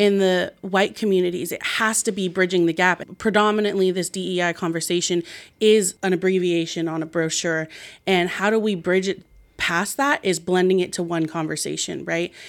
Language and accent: English; Marin County, California, United States; growing up biracially here